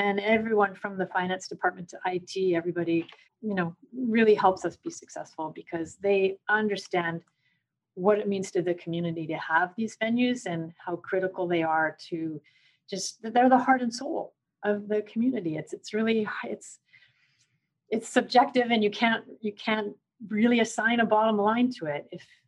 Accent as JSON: {"language": "English", "country": "Canada", "lives_now": "United States", "said": "So I have still a Canadian citizenship because Canada always recognizes you as Canadian, even though the US doesn't."}